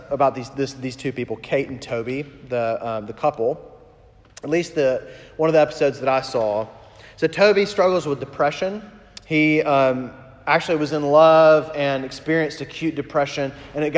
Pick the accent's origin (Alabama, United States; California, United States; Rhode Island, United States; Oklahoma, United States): Alabama, United States; Huntsville; moved away; I just officiated actually my first wedding in Alabama, in my hometown, Huntsville.